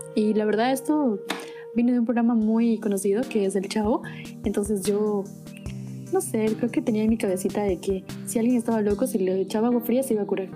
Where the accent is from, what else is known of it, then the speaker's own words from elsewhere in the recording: Puerto Francisco de Orellana, Orellana, Ecuador; soy del COCA